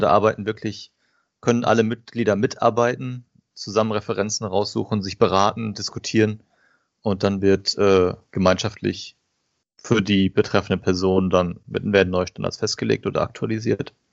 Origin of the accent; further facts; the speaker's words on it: Paderborn, North Rhine-Westphalia, Germany; komme aus dem schönen Paderborn im Ostwestfalen